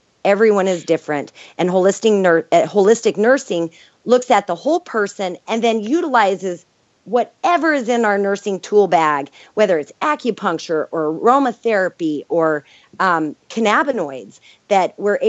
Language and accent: English; New Mexico, United States; You know, I was from New Mexico, where I would go to some of these homes where they didn't even have running water.